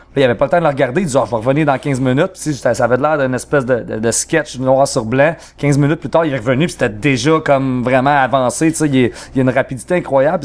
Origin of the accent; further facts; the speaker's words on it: Trois-Rivières, Quebec, Canada; on vient de Trois-Rivières et mhm. même plus spécifiquement du Cap de la Madeleine.